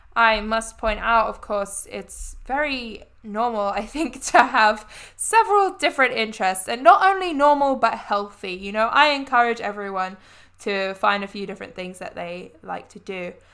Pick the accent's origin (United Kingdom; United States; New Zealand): United Kingdom; London; also born or lived in Southwark / Croydon; I'm actually from London. That is where I was born. That is where I grew up